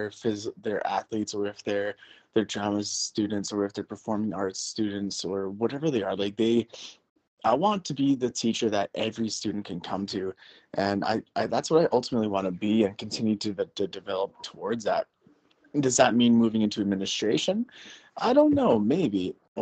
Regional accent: Canada; Definitely want to give her this type of experience that I had growing up in Canada with sport, with activities, with the outdoors, with the wilderness.

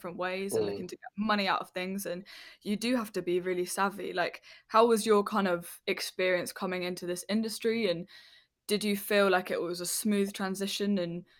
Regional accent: London, United Kingdom; where I grew up in West London, I didn't have that at all

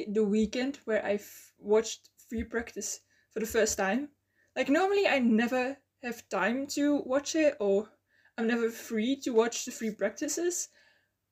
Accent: Belgium; English is a second language; I'm from Belgium

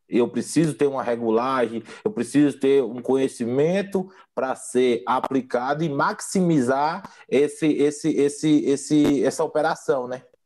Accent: Bahia, Brazil; moved away; also born or lived in Mato Grosso do Sul / Goiás; sou baiano de nascimento

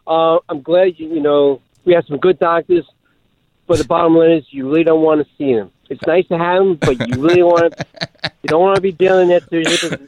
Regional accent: New York City, New York, United States; also born or lived in Brooklyn, New York; I'm from Staten Island, New York. Well, I was born in Brooklyn like you.

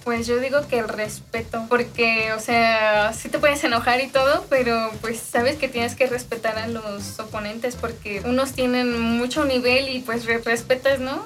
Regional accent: Mexico; yo todo era siempre aquí en México

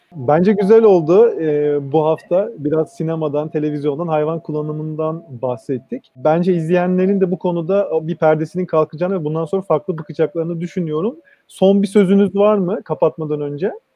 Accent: Istanbul, Turkey; benim çocukluğum orada geçti.

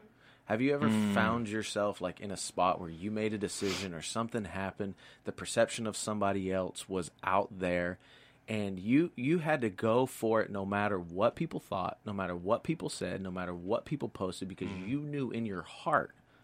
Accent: Tennessee, United States; now in Pacific Northwest, United States; Tennessee native here, man.

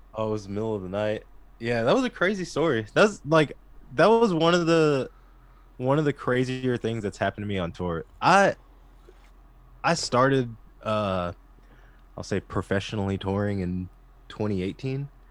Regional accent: Texas, United States; growing up in Texas, you know, I was, like, raised on barbecue and Whataburger

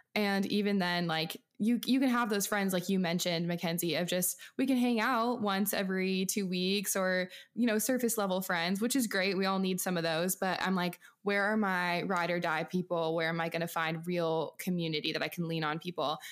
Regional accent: outside of Seattle, Pacific Northwest, Washington, United States; moved away; I'm from small town farm U S A in, um, the Pacific Northwest outside of Seattle

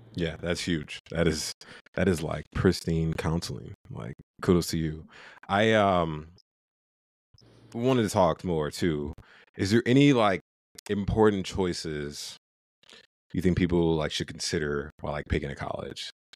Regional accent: Ohio, United States; moved away; I'm from Ohio, went to University of Toledo, which is like our, our home state school

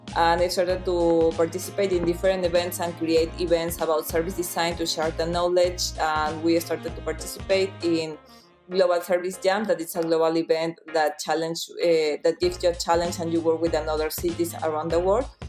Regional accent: Peru; moved away as an adult; now in Milan, Italy; I'm from Peru and I'm a service designer

